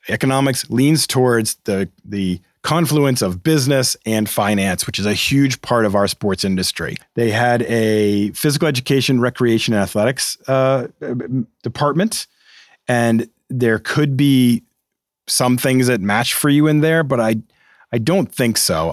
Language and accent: English; Massachusetts, United States; I'm from Massachusetts.